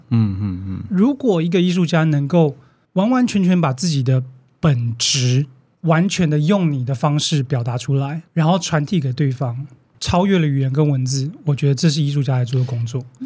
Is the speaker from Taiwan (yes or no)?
yes; Taiwan; 但是我们在现在台湾看到的最大的问题是什么？